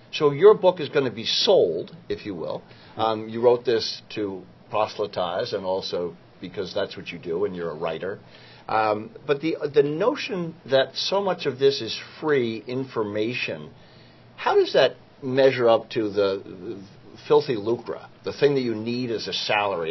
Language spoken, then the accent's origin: English; New York, United States; I am from New York